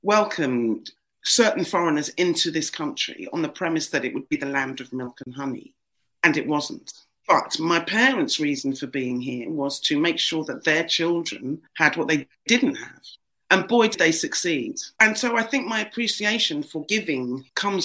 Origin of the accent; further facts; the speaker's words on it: London, United Kingdom; now in Liverpool, United Kingdom; I grew up in the East End of London.